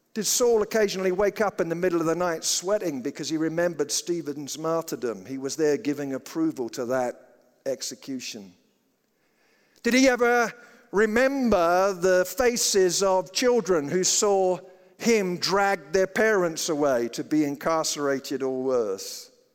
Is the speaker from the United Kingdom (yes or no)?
yes; United Kingdom; now in Colorado, United States; I grew up in Britain and I always thought I was a Christian